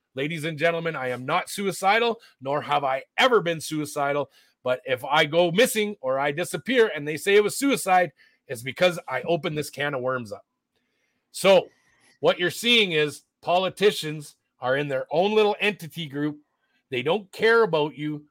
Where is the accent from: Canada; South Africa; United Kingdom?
Canada; also born or lived in Alberta; as Canadian citizens